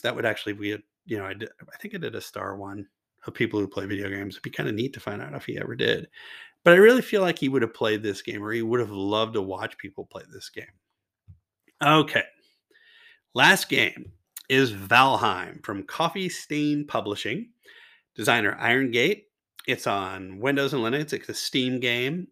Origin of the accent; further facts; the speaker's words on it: Louisville, Kentucky, United States; the hometown hero Jennifer Lawrence from my hometown as well